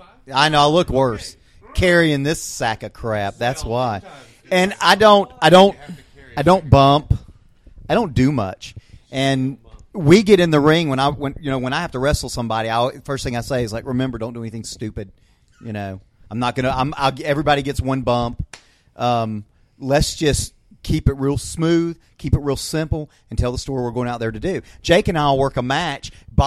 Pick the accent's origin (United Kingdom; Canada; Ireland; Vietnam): United Kingdom; Scotland; saying that he wants to join my clan because I'm Scottish, right?